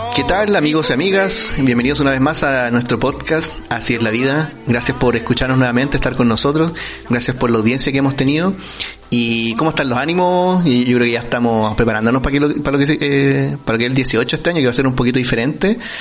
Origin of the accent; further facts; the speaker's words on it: Chile; nosotros es como, el, chileno